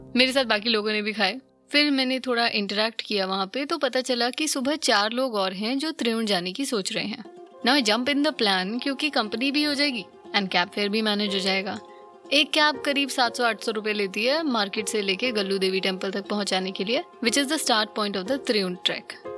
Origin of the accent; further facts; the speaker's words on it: North India, India; मैं north India से हूँ